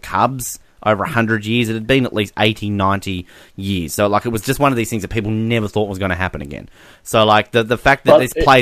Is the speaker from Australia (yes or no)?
yes; Australia; We're Australian. We're defending our country